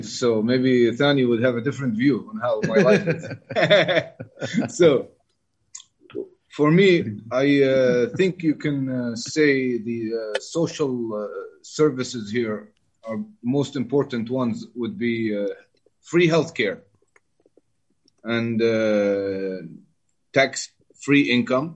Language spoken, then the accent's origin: English; East Coast, United Arab Emirates; I grew up in the East Coast, and it was our cuisine.